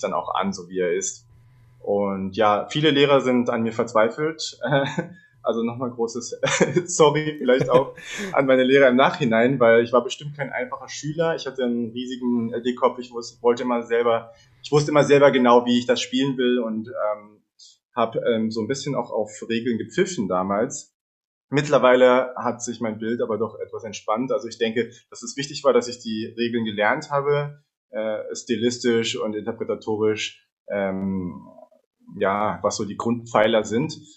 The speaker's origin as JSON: {"language": "German", "region": "Berlin", "country": "Germany", "tie": "born or raised there", "said": "ich bin in Berlin geboren und habe mit vier Jahren begonnen, Geige zu lernen. Erstmal nach der Suzuki-Methode, später dann mit elf als Jungstudent an der Hans-Eisler-Hochschule in Berlin"}